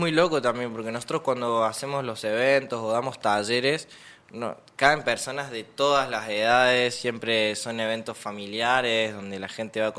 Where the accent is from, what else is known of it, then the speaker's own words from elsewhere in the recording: Mina Clavero, Córdoba, Argentina; Sí, mi familia es toda de Buenos Aires, pero yo soy acá. Nací en Mina.